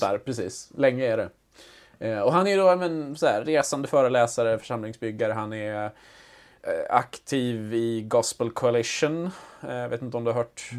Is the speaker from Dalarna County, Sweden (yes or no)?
yes; outside Ludvika, Dalarna County, Sweden; moved away; jag är ju inte född och uppvuxen i Ludvika, men mm. utanför